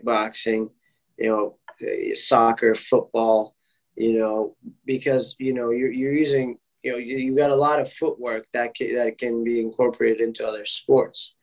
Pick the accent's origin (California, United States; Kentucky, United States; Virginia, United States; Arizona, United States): Virginia, United States; Arlington; I grew up here, went to elementary, middle school, and high school here in the DMV, and I never left, actually